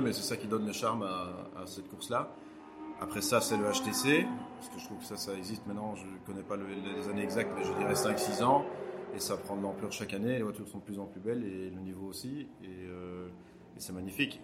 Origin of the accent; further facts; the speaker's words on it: Belgium; chez nous en Belgique